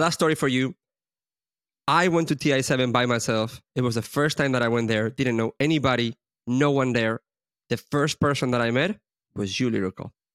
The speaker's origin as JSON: {"language": "English", "country": "Spain", "said": "we're both from Spain"}